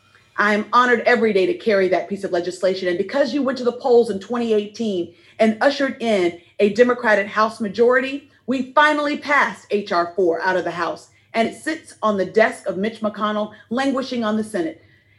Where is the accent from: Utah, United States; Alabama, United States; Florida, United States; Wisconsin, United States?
Alabama, United States; Selma; As a little girl growing up in Selma